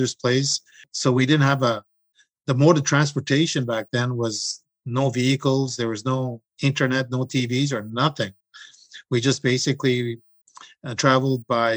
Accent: M'Chigeeng First Nation, Manitoulin Island, Ontario, Canada; I'm from Chiging First Nations Reserve. I was born there on Manitoulin Island.

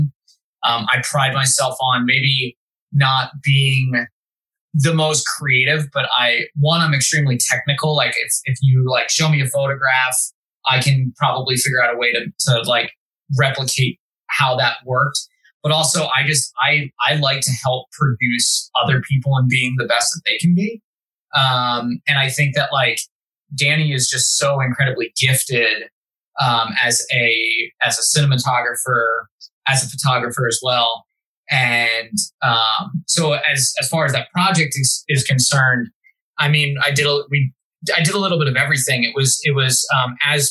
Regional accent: Philadelphia, Pennsylvania, United States; moved away as an adult; now in Las Vegas, United States; I grew up in Philly

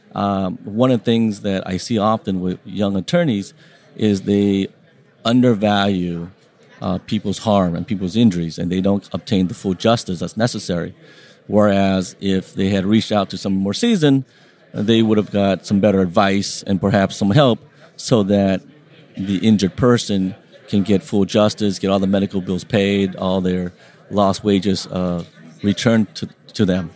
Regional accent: Long Beach, California, United States; first language Vietnamese; English is a second language; I grew up in Long Beach, uh, small little city of 500,000 people

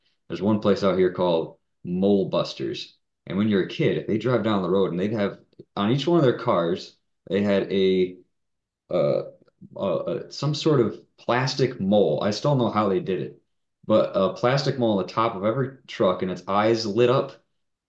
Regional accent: Grand Rapids, Michigan, United States; moved away as an adult; I was from Grand Rapids, so we moved back up here

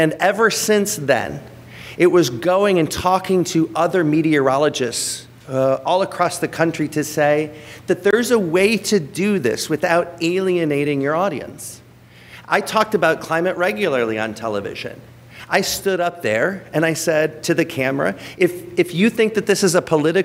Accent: Rockford, Illinois, United States; also born or lived in Texas; in my hometown of Rockford, Illinois

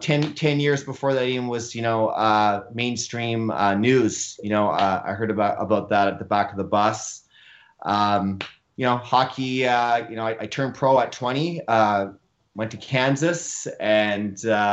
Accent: North Vancouver, British Columbia, Canada; born and raised in North Vancouver, BC

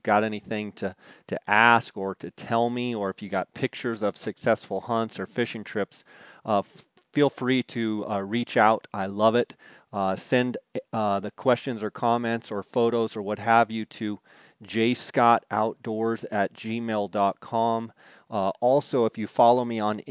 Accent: Phoenix, Arizona, United States; Phoenix, which is my hometown

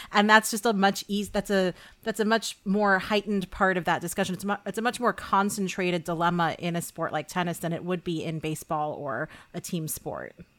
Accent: New York, United States; I'm from New York

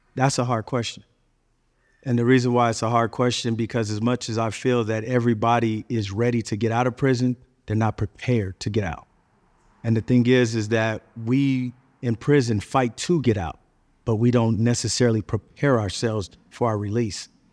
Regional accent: California, United States; I'm originally from California

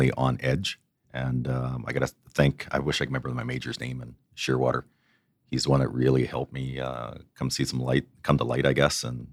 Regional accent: Loon Bay, Newfoundland and Labrador, Canada; moved away as an adult; also born or lived in Halifax / Portage la Prairie, Manitoba; now in Edmonton, Canada; my story growing up in Loon Bay

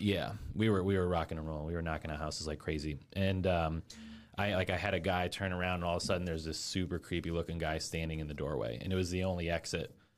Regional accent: Fort Wayne, Indiana, United States; moved away as an adult; also born or lived in Orlando, Florida / West Lafayette, Indiana; I'm from Fort Wayne originally

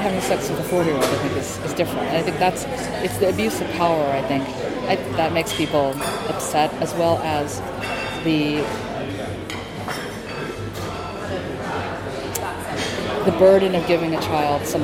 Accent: Hawaii, United States; when I was growing up in Hawaii

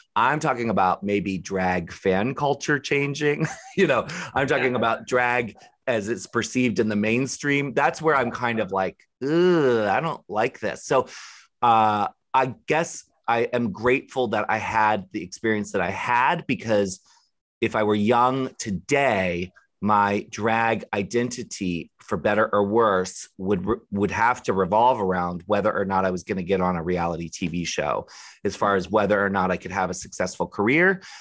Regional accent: Maryland, United States; I grew up in Maryland

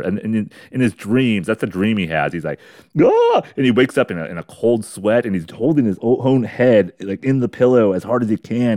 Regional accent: United States

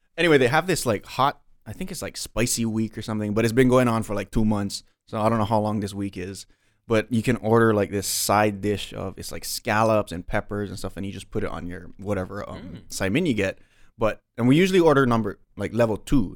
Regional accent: Waialua, Hawaii, United States; I grew up in Wailua, which is kind of like the country version of Waianae

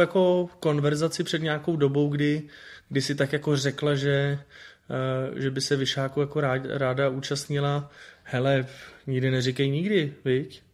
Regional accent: Prague, Czechia; já jsem bydlel vlastně v Londýnský, z druhé strany, že jo, na Bělehradský byla radost a tam já jsem chodil prostě do videopůjčovny od, od dětství

